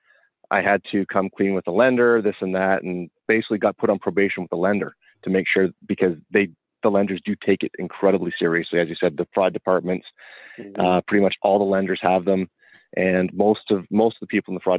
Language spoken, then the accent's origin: English; Canada; We were both being Canadian